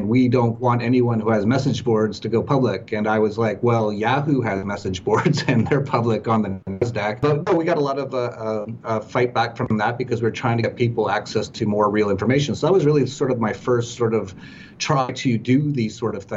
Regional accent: Edmonton, Alberta, Canada; moved away; also born or lived in Vancouver; grew up in very cold weather, minus 40, a place called Edmonton.

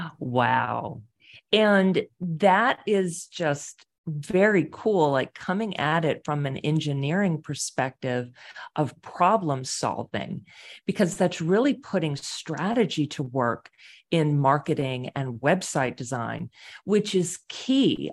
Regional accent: Houston, Texas, United States; also born or lived in Boston / Wilmington, North Carolina / Querétaro, Mexico; now in Pittsburgh, United States; I'm from Houston, Texas

